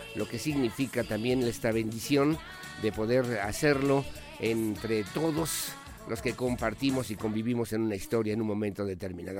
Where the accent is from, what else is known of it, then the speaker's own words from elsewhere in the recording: Querétaro, Mexico; como queretanos, como mexicanos